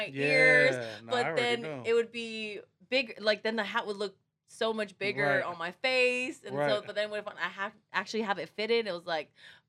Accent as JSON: {"language": "English", "country": "Samoa", "tie": "born or raised there", "first_language": "Samoan", "second_language": "English", "moved": "yes", "lives_now": "Long Beach, United States", "said": "In Samoa, or at least in my generation, we didn't use Us like that because we all spoke Samoan."}